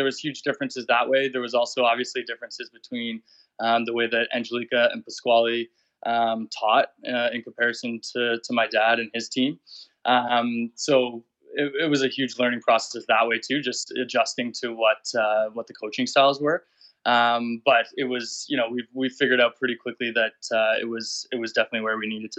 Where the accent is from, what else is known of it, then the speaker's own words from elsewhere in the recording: Barrie, Ontario, Canada; moved away; also born or lived in Detroit; we grew up in Barrie.